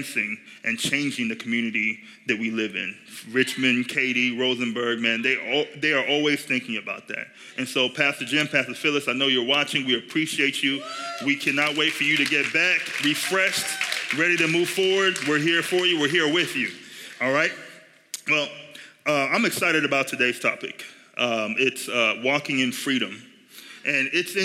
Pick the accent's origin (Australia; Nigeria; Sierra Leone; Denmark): Nigeria; now in United States; I grew up in Nigeria